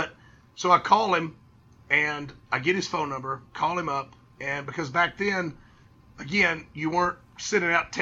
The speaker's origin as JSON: {"language": "English", "country": "United States", "accent": "hillbilly", "said": "my hillbilly accent"}